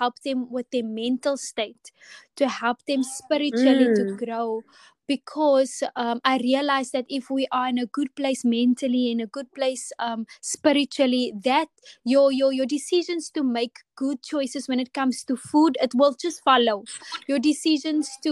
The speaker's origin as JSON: {"language": "English", "town": "Atlantis", "region": "Western Cape", "country": "South Africa", "tie": "born or raised there", "said": "I grew up in Atlantis, and my parents still live here"}